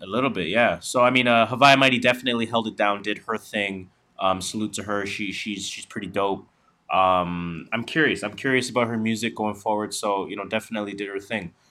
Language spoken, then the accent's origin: English; Canada; we are Canadian